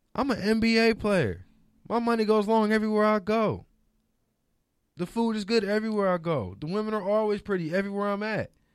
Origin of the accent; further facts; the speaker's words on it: New Orleans, Louisiana, United States; also born or lived in Detroit; now in Los Angeles, United States; I'm from New Orleans originally